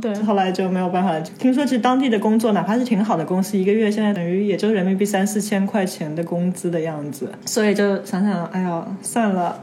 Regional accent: China; moved away as an adult; now in Buenos Aires, Argentina; 他说啊你是中国来的

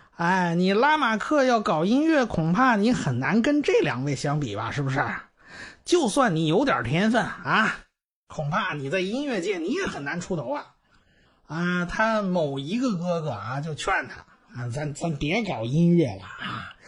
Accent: China; 我们中国人

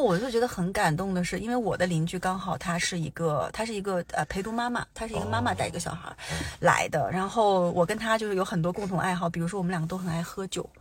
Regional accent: Changchun, Jilin, China; now in Vancouver, Canada; 因为我们家老，我们老家是长春的哦

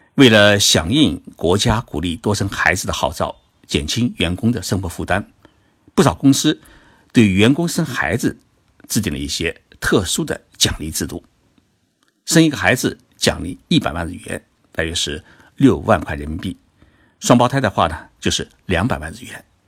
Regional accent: Zhoushan, Zhejiang, China; now in Tokyo, Japan; 我回了舟山老家

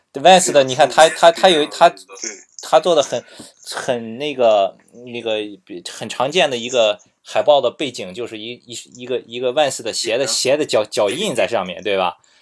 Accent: Qingdao, Shandong, China; 因为我是青岛的嘛

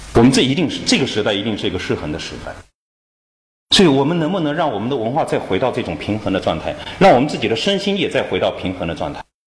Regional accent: China; 我们中国人日常使用爆竹做什么用

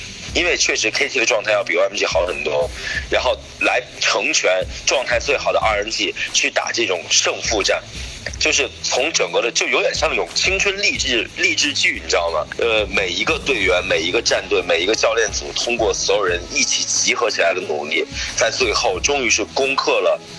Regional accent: China; 我们中国人更加的擅长于这样的一些东西

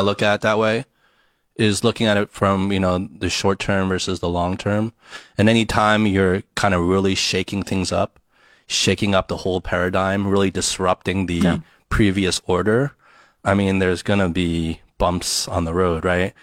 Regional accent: United States; growing up in the States

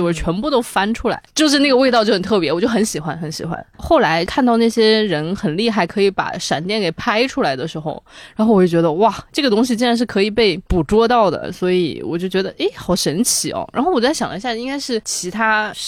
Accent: Sichuan-Chongqing, China; 我从小在就是川渝地区长大

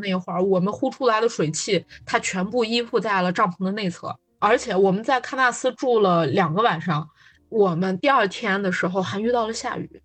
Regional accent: Gansu, China; moved away; also born or lived in Beijing; 我也是作为一个甘肃人

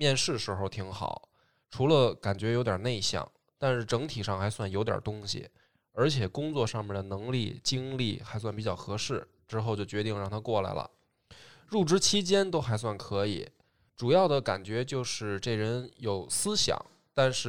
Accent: northern China, China; 当时团队刚刚起步，我作为一个北方人，其实希望能够把团队拉拢在一起

